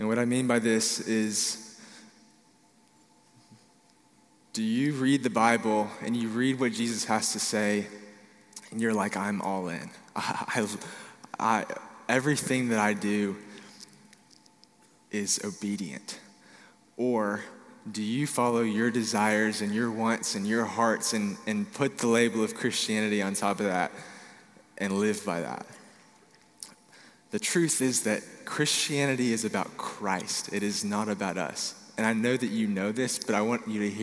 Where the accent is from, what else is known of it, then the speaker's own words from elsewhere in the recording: Dallas, Texas, United States; I'm from Dallas, Texas